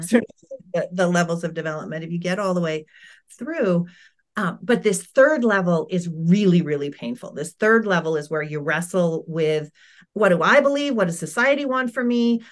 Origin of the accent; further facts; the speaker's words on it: United States; accent: American; also born or lived in United Kingdom; my family moved from the U K to the U S, and I started kindergarten